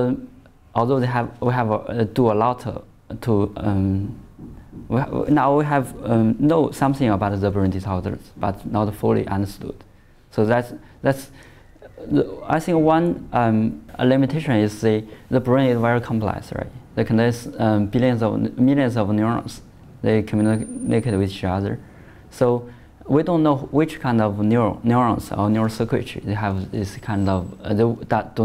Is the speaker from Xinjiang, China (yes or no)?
no; Shandong, China; moved away; also born or lived in Shaanxi, China; I was born in Shandong province at China, in the middle east of China.